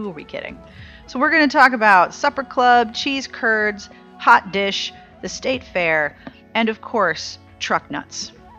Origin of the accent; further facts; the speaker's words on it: Pittsburgh, Pennsylvania, United States; Now, I am honorary Midwestern because I was born and raised in Pittsburgh